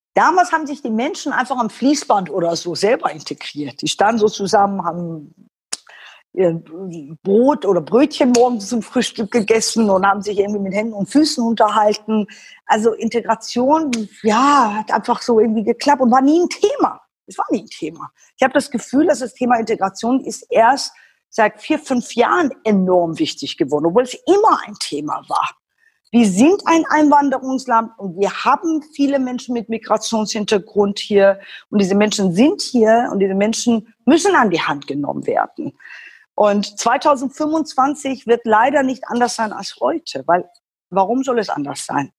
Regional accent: Iran; German is a second language; now in Germany; deshalb werde ich auch oft äh, in meiner Heimat missverstanden

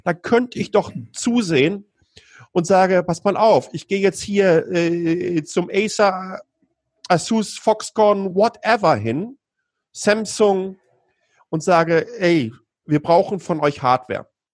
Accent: Ruhr area, North Rhine-Westphalia, Germany; now in Taiwan; ich komme aus dem Ruhrgebiet

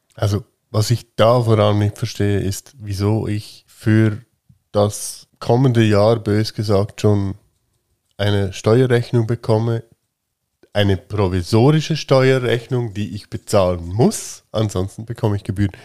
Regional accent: Switzerland; ich bin halt ein Schweizer

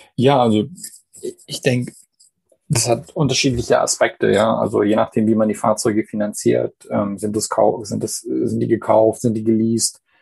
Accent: Canada; moved away; gebürtiger Kanadier

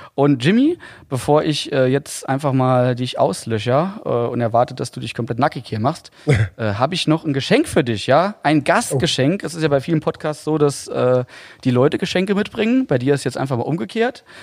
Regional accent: Saarland, Germany; ich als Saarländer

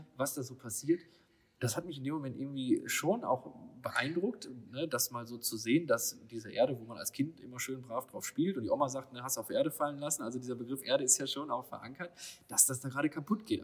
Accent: Lower Rhine area, North Rhine-Westphalia, Germany; wir kommen ja beide hier aus der Niederrhein-Ecke

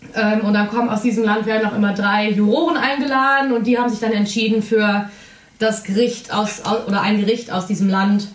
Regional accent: Germany; Wir als Deutsche

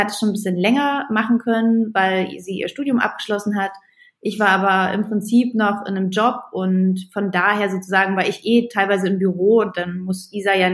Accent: East Germany, Germany; also Roster sind bei uns Bratwürstchen, ich komme aus dem Osten.

